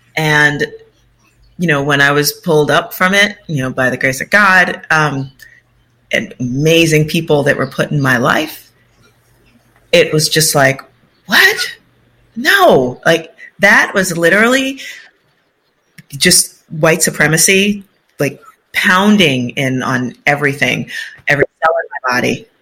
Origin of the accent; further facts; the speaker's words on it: New York City, New York, United States; I'm from the South Bronx, you know, birthplace of hip hop